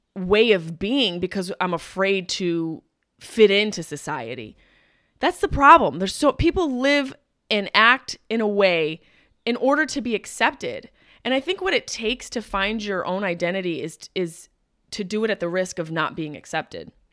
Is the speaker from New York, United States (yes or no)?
yes; Upstate New York, United States; moved away; I'm a s, quote-unquote New Yorker. Upstate New York, which makes up the chunk of the state